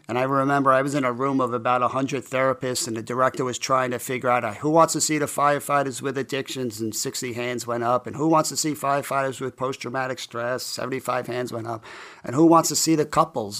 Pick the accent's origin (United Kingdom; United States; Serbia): United States; New York City, New York; I grew up in College Point, Queens, which is a pretty tough blue-collar neighborhood.